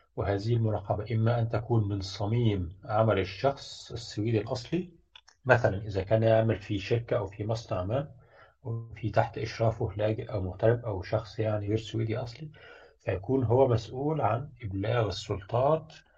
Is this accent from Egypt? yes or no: yes; Egypt; moved away; also born or lived in Sweden; أنا كمهندس مصري